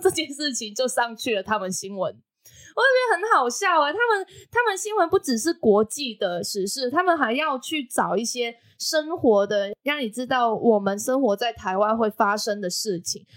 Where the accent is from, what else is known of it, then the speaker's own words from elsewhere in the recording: Macau; now in Taiwan; 我是来自澳门的